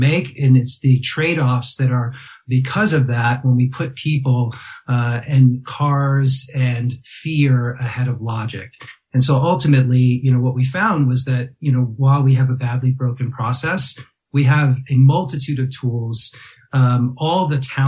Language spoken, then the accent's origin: English; New York, United States; moved away; I grew up in New York